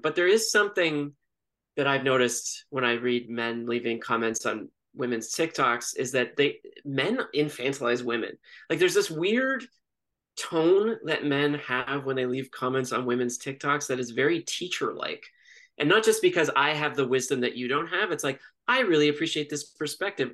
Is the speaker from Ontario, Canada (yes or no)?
yes; Toronto, Ontario, Canada; also born or lived in Montreal; I grew up in Toronto my entire life